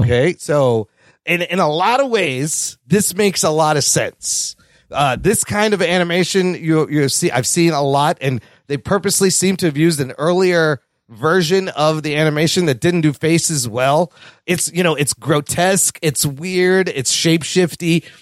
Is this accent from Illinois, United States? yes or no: yes; Chicago, Illinois, United States; born in downtown Chicago